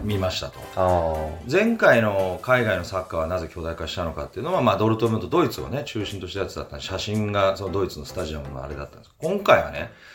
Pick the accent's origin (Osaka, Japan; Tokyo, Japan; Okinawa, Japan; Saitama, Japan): Tokyo, Japan; Fuchu; moved away; 府中市育ち、えー、外国、日本全国、いろいろなところに住んで、16年ぶりに日本、と府中、地元に帰って